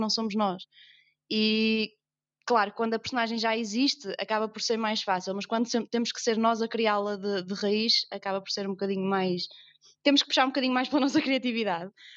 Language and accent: Portuguese; Northern Portugal, Portugal; accent: northern (nortenho); toda a gente percebe que, que, que eu não sou do sul, que sou do norte, tenho um sotaque que nortenho.